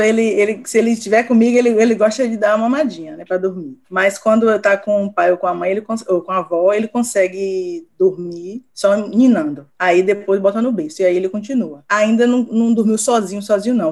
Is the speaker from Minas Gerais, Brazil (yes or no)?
no; Salvador, Bahia, Brazil; sou de Salvador